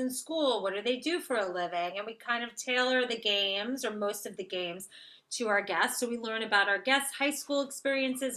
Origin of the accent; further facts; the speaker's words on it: Florida, United States; I'm from Florida